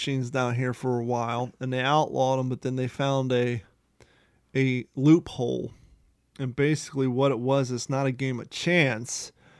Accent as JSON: {"language": "English", "region": "Ohio", "country": "United States", "tie": "born or raised there", "also_born_or_lived": "California", "moved": "as an adult", "said": "we grew up in Ohio."}